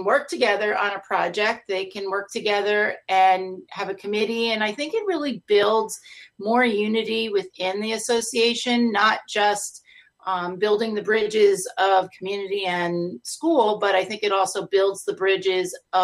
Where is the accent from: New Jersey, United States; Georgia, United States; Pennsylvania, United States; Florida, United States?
New Jersey, United States; Wyckoff; moved away as an adult; also born or lived in Phillipsburg, New Jersey; I'm actually from North Jersey, from Bergen County. I grew up in Wyckoff.